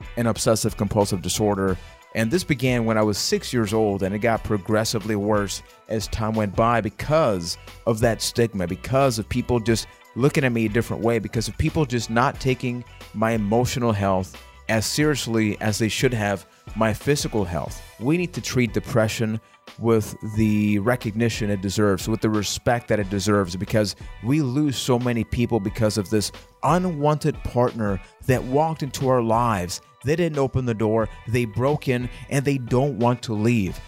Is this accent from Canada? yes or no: no; Puerto Rico; I am from Puerto Rico